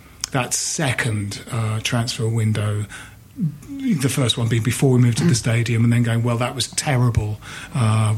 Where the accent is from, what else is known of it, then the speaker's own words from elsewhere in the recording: Bromley, London, United Kingdom; Jim and I grew up in Bromley, so the Blackwall Tunnel was quite often, how we got to games